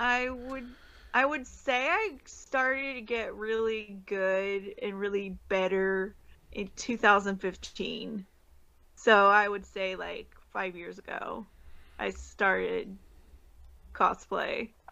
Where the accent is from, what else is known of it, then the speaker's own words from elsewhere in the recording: California, United States; I'm not from uh, Washington or Oregon, so I'm from California